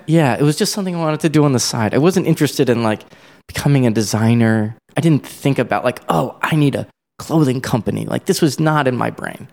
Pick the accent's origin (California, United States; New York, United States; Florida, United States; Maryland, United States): Maryland, United States; Columbia; I'm from Columbia, Maryland, which is like a suburb outside Baltimore